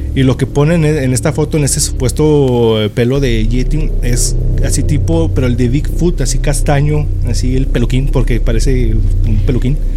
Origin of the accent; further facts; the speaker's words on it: Mexico; como mexicanos